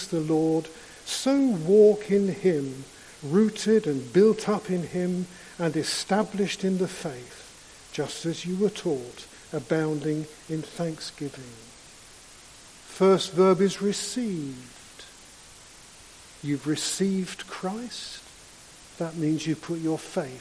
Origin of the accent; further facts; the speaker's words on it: London, United Kingdom; I grew up in London and much of my childhood seemed to be spent on the London Underground.